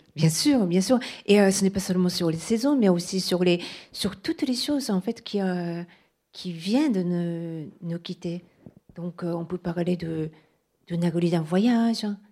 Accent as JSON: {"language": "French", "country": "Japan", "first_language": "Japanese", "second_language": "French", "moved": "yes", "said": "le, japonais, c'est ma langue maternelle"}